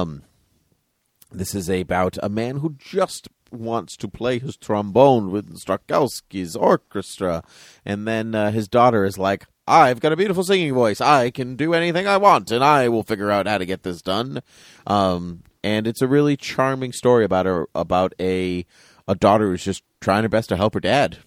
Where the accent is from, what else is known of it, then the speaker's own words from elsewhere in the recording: Massachusetts, United States; we're from Massachusetts